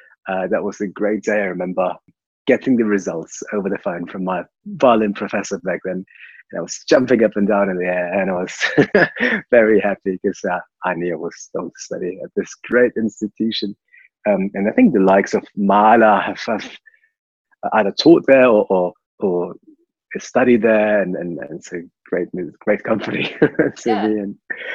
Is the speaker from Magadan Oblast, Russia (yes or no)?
no; Moscow, Russia; So I was born in Russia, in Moscow, and my parents are both professional musicians.